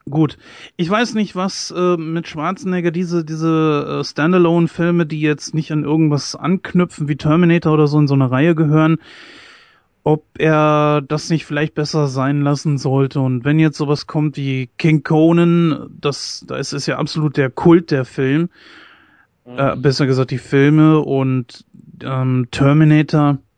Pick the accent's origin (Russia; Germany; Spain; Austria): Germany; ich persönlich als äh, Deutscher, ich kann mir das nicht lange geben.